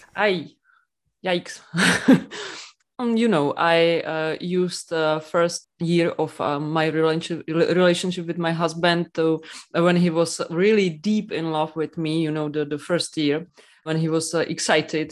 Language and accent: English; Czechia; English is a second language